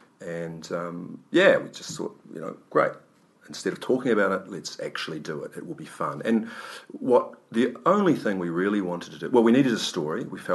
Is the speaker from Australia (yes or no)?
no; South Island, New Zealand; born or raised there